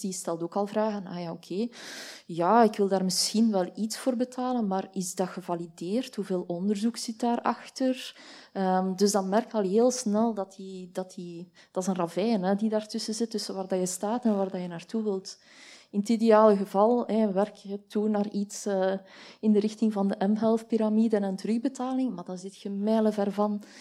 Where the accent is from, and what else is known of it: Belgium